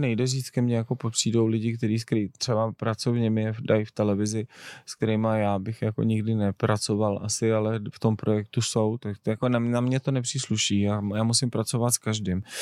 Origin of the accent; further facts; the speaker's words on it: Czechia; my máme jako Češi